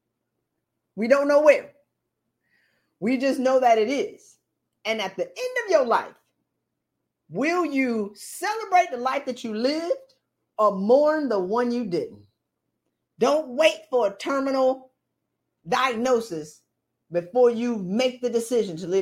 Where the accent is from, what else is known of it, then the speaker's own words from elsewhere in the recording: the South, United States; moved away; my family gets out of the South